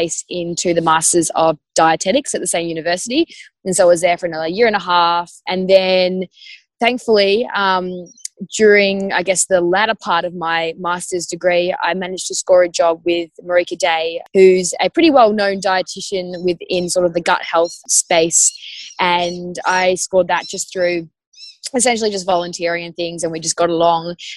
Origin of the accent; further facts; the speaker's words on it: Tasmania, Australia; moved away as an adult; also born or lived in Melbourne, Australia; now in Cronulla, Australia; I grew up in Tassie and went to school there and everything